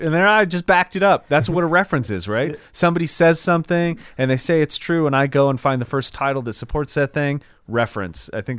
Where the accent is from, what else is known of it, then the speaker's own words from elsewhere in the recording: the South, United States; Well, because I'm from the South and I don't read too good, I'm just going to read the title and that'll do it for me.